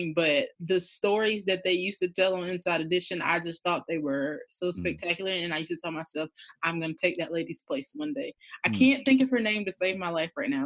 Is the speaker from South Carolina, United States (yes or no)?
yes; Williston, South Carolina, United States; I'm from a small town called Williston, South Carolina